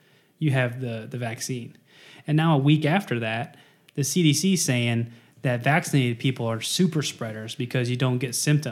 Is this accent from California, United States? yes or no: no; Jefferson County, Missouri, United States; we're from Jefferson County